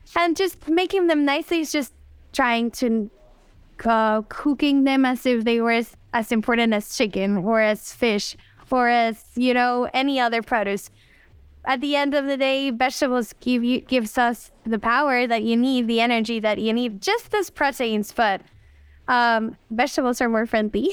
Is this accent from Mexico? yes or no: yes; Mexico City, Mexico; now in Los Cabos, Mexico; I was born there in Mexico City and raised there too.